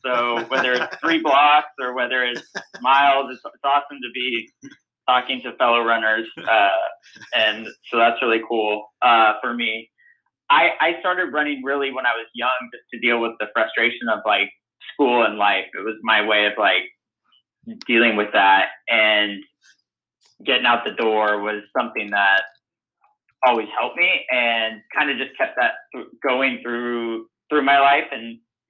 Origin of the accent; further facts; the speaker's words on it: Pacific Northwest, United States; knowing what an amazing place University of Washington was from, you know, growing up in the Northwest and working with Coach Sark